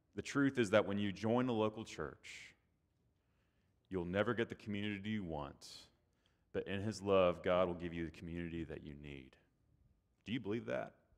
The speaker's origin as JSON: {"language": "English", "region": "Texas", "country": "United States", "moved": "yes", "said": "down here in the South, I'm from Texas, so I'm not the South"}